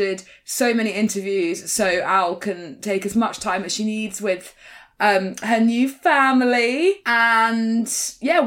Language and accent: English; United Kingdom; being British is weird